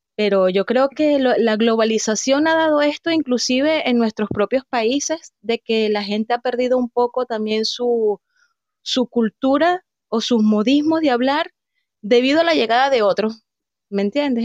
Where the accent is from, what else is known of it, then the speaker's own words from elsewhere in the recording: Venezuela; now in Chile; nosotros como venezolanos utilizamos muchas palabras